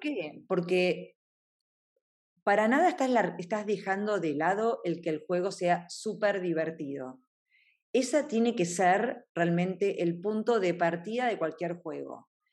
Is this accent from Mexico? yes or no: no; Argentina; siendo argentina